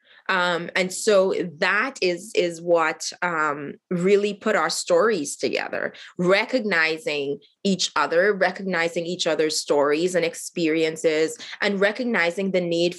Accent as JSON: {"language": "English", "country": "Haiti", "tie": "born or raised there", "also_born_or_lived": "Bahamas", "moved": "yes", "lives_now": "Central Alberta, Canada", "said": "I was born in Haiti"}